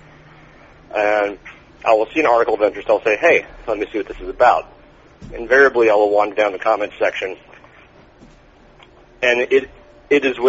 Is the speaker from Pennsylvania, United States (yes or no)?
no; Gulfport, Mississippi, United States; When I was growing up in Gulfport, Mississippi